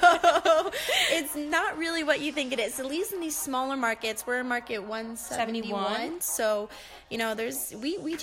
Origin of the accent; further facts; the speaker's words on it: Allentown, Pennsylvania, United States; moved away as an adult; also born or lived in Philadelphia, Pennsylvania; now in South Dakota, United States; So I am from Pennsylvania. I'm from Allentown, Pennsylvania, and I went to school in Philadelphia